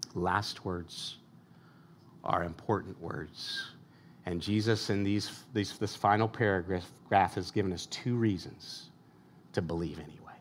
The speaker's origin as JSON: {"language": "English", "country": "United States", "said": "as American consumers"}